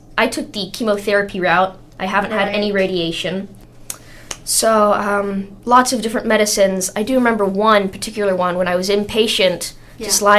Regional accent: Atascocita, Texas, United States; also born or lived in Kingwood, Texas / New Caney, Texas; I was born in Atascocita, Texas, in 1999

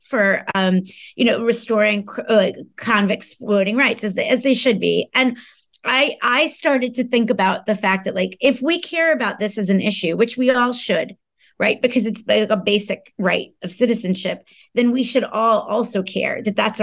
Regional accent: New York, United States; my experience growing up in New York

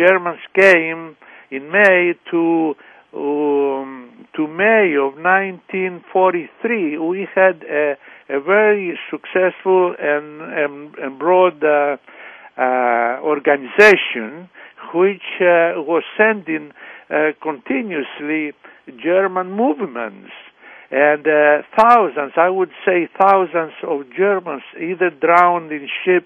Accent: Crete, Greece; moved away; also born or lived in Canton, Ohio; I was born in Canton, Ohio, and very young I went to Crete and with my brother, and everybody was calling us the American boys

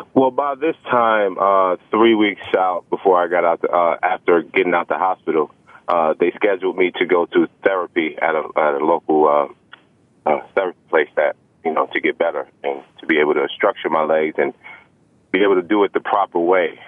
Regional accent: New York City, New York, United States; growing up in Brooklyn, especially the Brownsville area

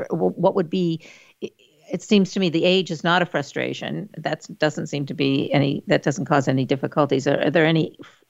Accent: Maine, United States; moved away; I'm also from Maine

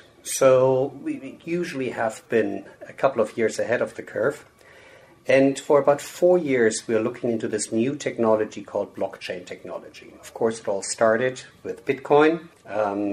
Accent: Germany; moved away as an adult; now in United States; I'm born and raised in Germany, but I moved to the U.S. about, 20-something years ago.

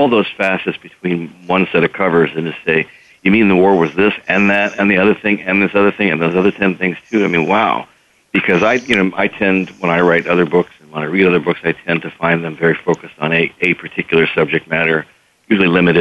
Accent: Delaware, United States; moved away; I grew up in Delaware

